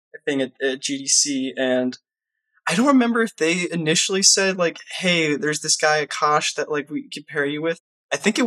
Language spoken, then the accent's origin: English; Cleveland, Ohio, United States; moved away as an adult; now in Los Angeles, United States; I'm from Cleveland, Ohio, and like there was nothing fucking going on in Cleveland, Ohio